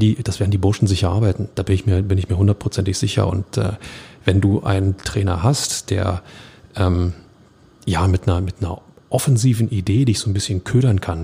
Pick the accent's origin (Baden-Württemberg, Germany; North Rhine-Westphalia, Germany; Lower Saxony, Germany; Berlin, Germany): Berlin, Germany; ich als Berliner